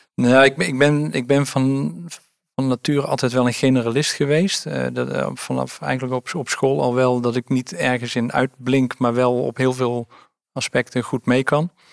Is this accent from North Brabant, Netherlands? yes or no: yes; Oosterhout, North Brabant, Netherlands; ik ben ehm, eh, geboren en getogen in Oosterhout